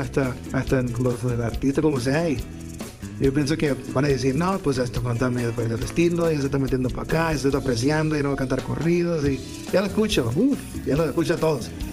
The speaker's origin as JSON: {"language": "Spanish", "country": "Mexico", "said": "nosotros como mexicanos"}